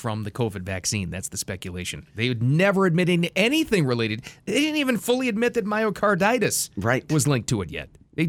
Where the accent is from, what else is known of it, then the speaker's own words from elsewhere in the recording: Boston, Massachusetts, United States; now in South Florida, United States; my hometown of Boston